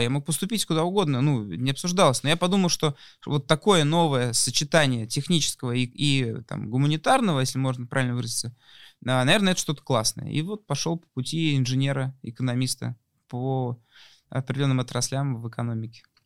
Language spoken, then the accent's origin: Russian; Moscow, Russia; мы, молодые ребята из Москвы